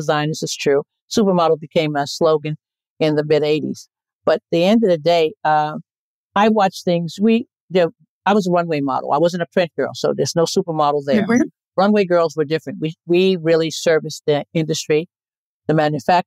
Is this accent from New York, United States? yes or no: yes; New York City, New York, United States; also born or lived in Crown Heights, Brooklyn; I grew up in Bedford-Stuyvesant